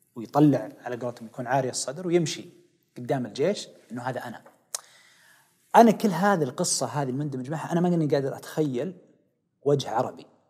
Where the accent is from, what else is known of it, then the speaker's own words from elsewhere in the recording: Riyadh, Riyadh Province, Saudi Arabia; also born or lived in Khobar; انا من وليد الخبر آه لكن نشأوا ويعني ترعرعت في الرياض كلها